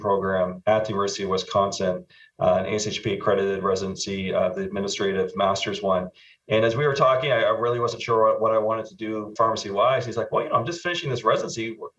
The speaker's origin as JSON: {"language": "English", "country": "Canada", "also_born_or_lived": "Nova Scotia, Canada", "accent": "Canadian", "moved": "as an adult", "lives_now": "Arizona, United States", "said": "This was in Canada, you can probably tell from my accent."}